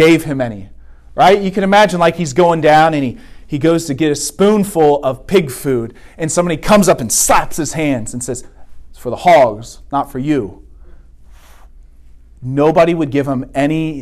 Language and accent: English; Vandalia, Ohio, United States; I'm from the suburbs. Right? I grew up in Vandalia